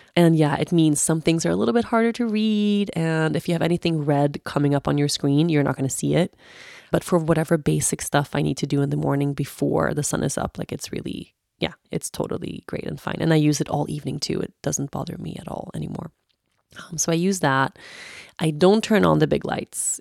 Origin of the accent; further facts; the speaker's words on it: Sweden; moved away as an adult; when I grew up in Sweden, especially in my teenage years, like my last years that I had here before I moved away